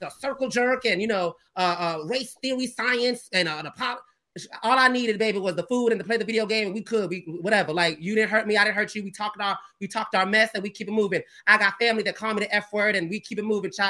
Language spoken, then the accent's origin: English; the South, United States; I'm from the South, and I've had white, you know, conservative friends